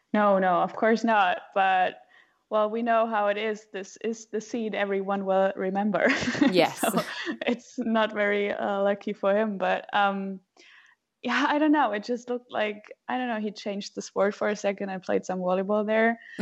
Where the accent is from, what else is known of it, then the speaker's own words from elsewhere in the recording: Frankfurt, Hesse, Germany; I'm from Frankfurt